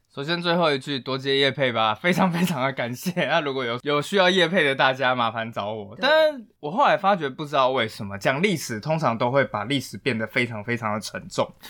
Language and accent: Chinese; Taiwan; 我们台湾人是非常非常乐于接受外来文化的